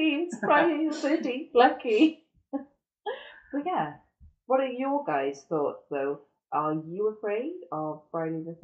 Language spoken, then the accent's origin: English; Welsh, Wales, United Kingdom; although we are Welsh, we are not Welsh speakers